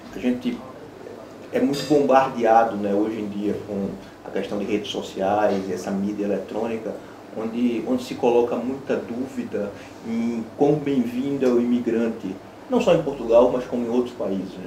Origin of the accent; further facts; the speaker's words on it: Brazil; como brasileiro